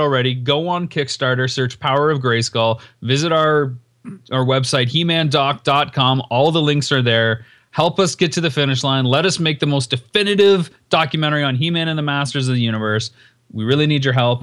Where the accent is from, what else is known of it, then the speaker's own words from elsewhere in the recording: Canada; moved away; my hometown since leaving Canada